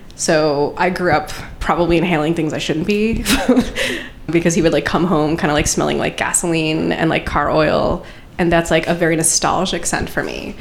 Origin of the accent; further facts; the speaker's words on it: Long Island, New York, United States; grew up on Long Island